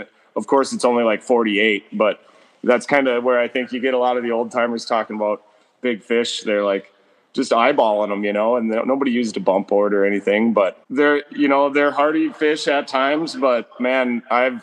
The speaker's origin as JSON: {"language": "English", "area": "Rainy River", "region": "Minnesota", "country": "United States", "tie": "born or raised there", "said": "I grew up right on the Rainy River"}